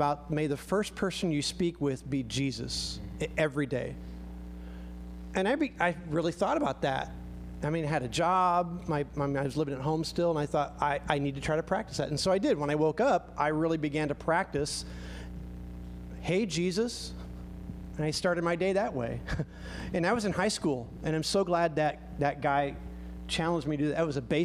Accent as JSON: {"language": "English", "country": "United States", "said": "we're very American"}